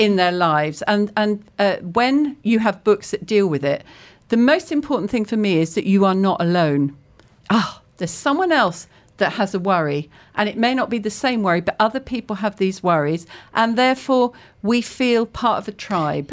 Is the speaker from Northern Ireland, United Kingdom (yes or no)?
no; Cambridge, East of England, United Kingdom; I grew up in Cambridge